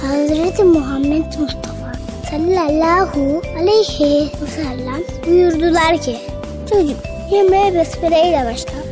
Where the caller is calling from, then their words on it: Kocaeli, Turkey; Ben Kocaeli'den.